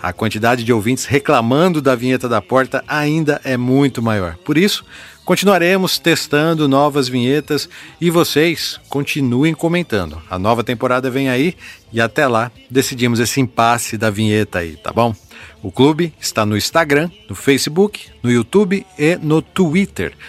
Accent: Novo Horizonte, São Paulo, Brazil; Eu sou nascido em Novo Horizonte, aqui no interior de São Paulo

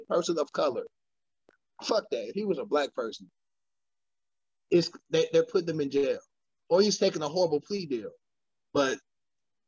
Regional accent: United States; I'm American

